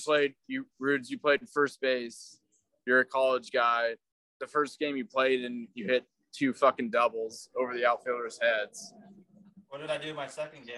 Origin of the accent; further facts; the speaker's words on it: Chico, California, United States; I grew up in Chico.